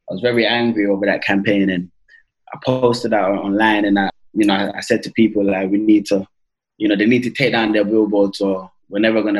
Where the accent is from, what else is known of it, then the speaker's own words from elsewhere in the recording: Mitcham, London, United Kingdom; I grew up in Mitcham. We used to do community projects in Mitcham